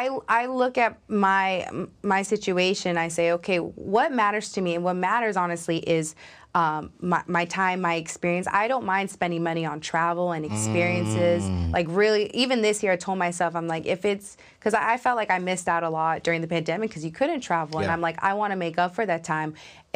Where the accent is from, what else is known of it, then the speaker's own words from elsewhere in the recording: New York, United States; now in Atlanta, United States; I recently moved during the pandemic to Atlanta, Georgia.